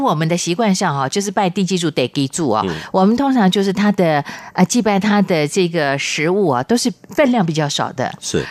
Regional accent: Chiayi, Taiwan; 我的老家嘉义算是南部

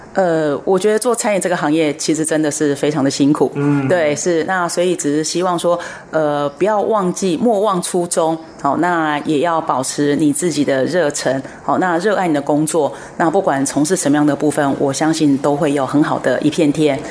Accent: Taiwan; 我们台湾这边

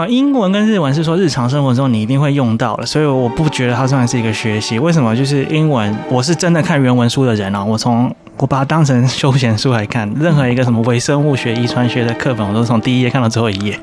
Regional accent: Taiwan; 一般我们台湾人讲英文字母的方法

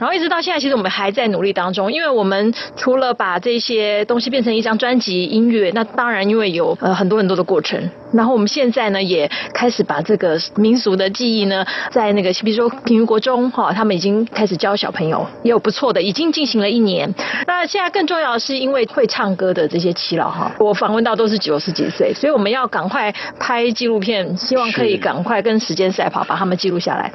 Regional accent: Taiwan; 身为一个台湾人

